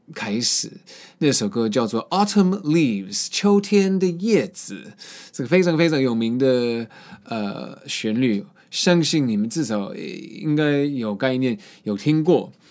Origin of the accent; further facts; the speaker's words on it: Boston, Massachusetts, United States; moved away; 我在博士论出生那边也有很多这首树